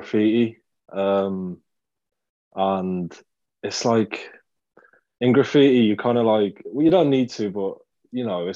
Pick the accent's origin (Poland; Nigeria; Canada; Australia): Poland; moved away; the place I grew up in Poland, it was like a kind of like a rough little town